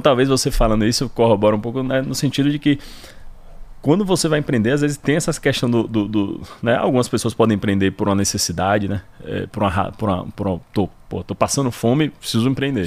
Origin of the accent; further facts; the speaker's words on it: Salvador, Bahia, Brazil; moved away as an adult; also born or lived in Pará / Tocantins / São Paulo / Rio de Janeiro; sou soteropolitano, Nasci aqui, vivi aqui minha vida inteira até me formar